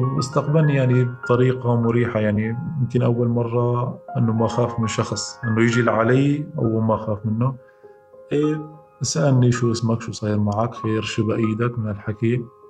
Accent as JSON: {"language": "Arabic", "area": "Jisr al-Shughur countryside", "region": "Idlib Governorate", "country": "Syria", "tie": "born or raised there", "said": "بريف الجسر ضيعتي"}